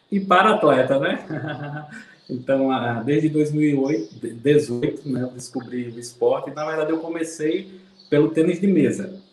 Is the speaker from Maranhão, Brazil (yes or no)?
no; Campina Grande, Paraíba, Brazil; sou aqui de Campina Grande, Paraíba. Tenho 38 anos.